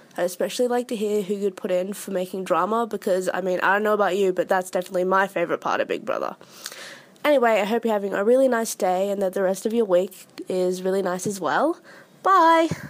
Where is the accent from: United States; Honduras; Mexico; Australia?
Australia; I'm from Australia.